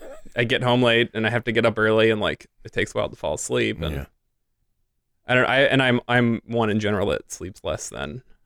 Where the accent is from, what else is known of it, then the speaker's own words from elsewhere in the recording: Midwest, United States; being a Midwesterner